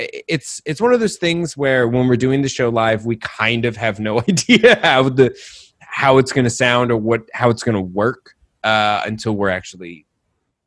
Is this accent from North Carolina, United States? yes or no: no; Colorado, United States; moved away as an adult; also born or lived in Rochester, New York; now in New York, United States; I was born in Rochester, but I spent like most of my childhood in Colorado